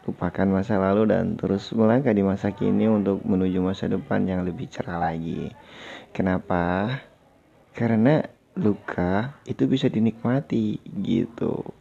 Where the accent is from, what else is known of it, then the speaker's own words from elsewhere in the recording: North Jakarta, Jakarta, Indonesia; now in Yogyakarta, Indonesia; Hmm, aku tinggal di kota Yogyakarta. Tapi aku asli dari kota Jakarta Utara.